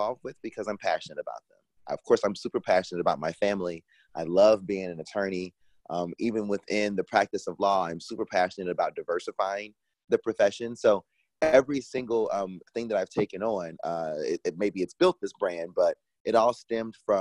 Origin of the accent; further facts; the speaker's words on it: Kansas City, Missouri, United States; moved away as an adult; also born or lived in Washington, District of Columbia, United States; When I was 10 years old, my family lived in an apartment. I'm from Kansas City originally. So back in the Midwest, I was just finishing up the fifth grade